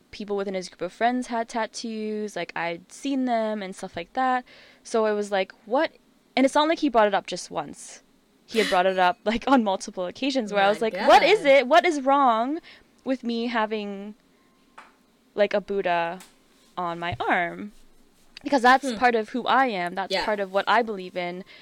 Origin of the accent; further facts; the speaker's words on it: Canada; moved away as an adult; now in Australia; growing up in Canada, going to very Asian schools